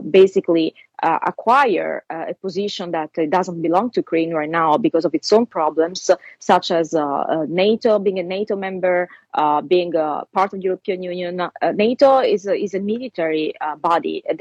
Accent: Italy; accent: Italian; English is a second language; my Italian accent

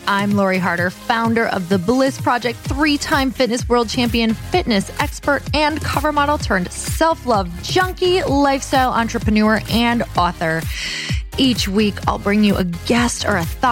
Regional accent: Midwest, United States; moved away; growing up in the Midwest.

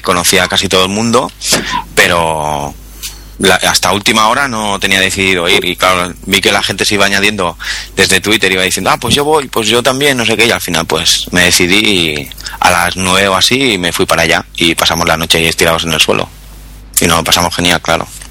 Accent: Barcelona, Catalonia, Spain; Soy de Barcelona

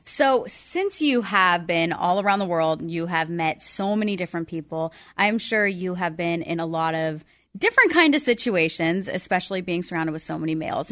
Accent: San Diego, California, United States; I grew up in San Diego

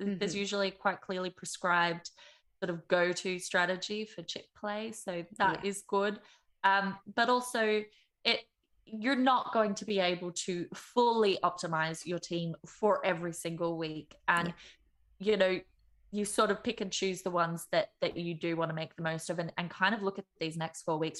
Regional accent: Melbourne, Victoria, Australia; now in Dublin, Ireland; I am from Melbourne, though living in not so sunny Dublin.

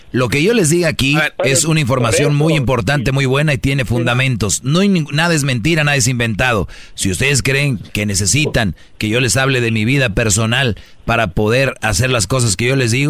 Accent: Mexico; y digo matamos porque somos mexicanos, no nos podemos subir al carrito solo cuando es victoria

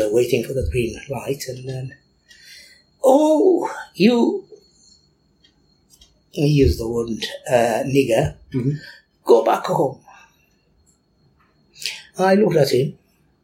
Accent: Eritrea; now in Bristol, United Kingdom; I'm a proud Eritrean and I'm proud British. And I have this double identity. Sometimes, when I go to Eritrea, after all these years in Bristol

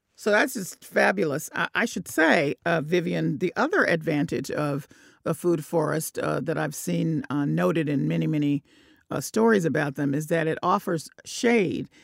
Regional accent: the South, United States; moved away; I'm from the South too

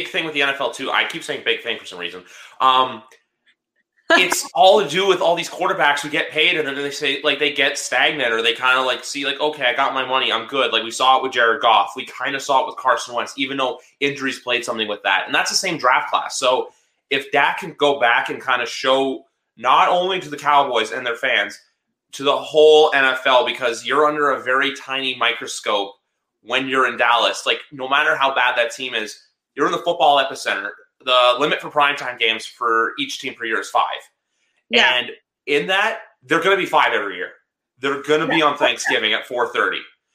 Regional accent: Canada; I'm Canadian

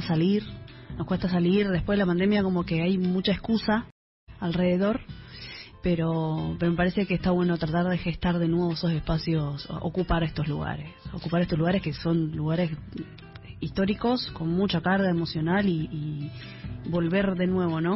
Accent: Misiones, Argentina; misiones de donde soy yo, con músicas que tienen que ver con mi zona, con mi, con mi región

